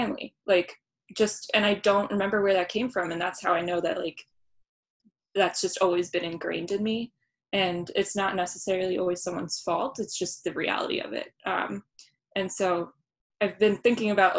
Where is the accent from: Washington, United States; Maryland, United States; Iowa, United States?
Maryland, United States; Baltimore; growing up in Baltimore